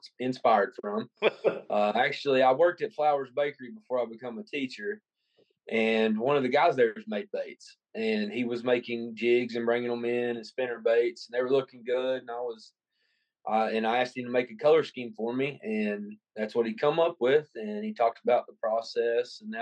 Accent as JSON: {"language": "English", "country": "United States", "moved": "as an adult", "lives_now": "Manchester, United States", "said": "I'm originally from Morrow County. Moved down here to Manchester about, 5 years ago"}